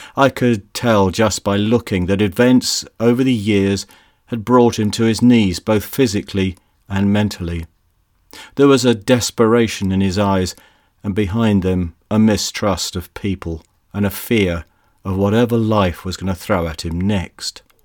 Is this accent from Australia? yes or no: no; United Kingdom; also born or lived in Bristol; Being British